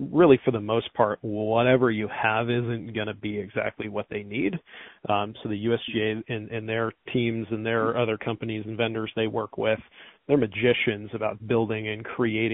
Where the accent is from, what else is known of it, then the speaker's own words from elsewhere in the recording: Stanwood, Washington, United States; also born or lived in University Place, Washington; I'm native to the state of Washington. I grew up in Stanwood, Washington, which is up north of Seattle by about an hour and a half or so.